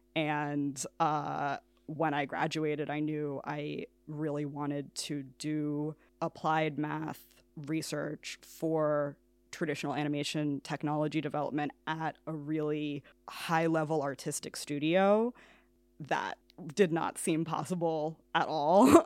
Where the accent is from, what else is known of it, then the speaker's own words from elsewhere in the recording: New York City, New York, United States; moved away as an adult; now in Kilkenny, Ireland; I am from New York City